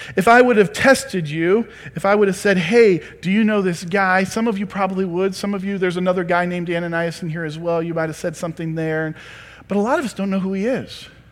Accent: Creston, United States; I'm a hillbilly from Creston.

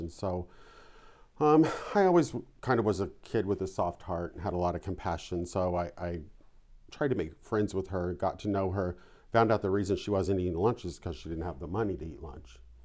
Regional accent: Vandalia, Illinois, United States; I grew up in southern Illinois. It was about seventy miles from Saint Louis, um, in a little town called Vandalia

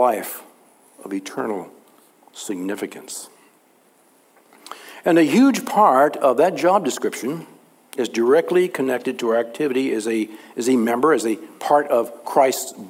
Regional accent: Texas, United States; growing up in Texas

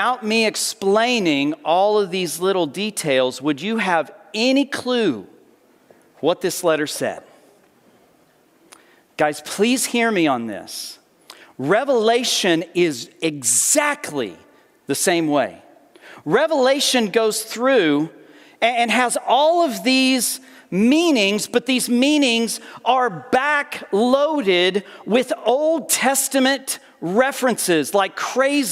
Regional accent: Perryton, Texas, United States; moved away; in Perryton, in my hometown

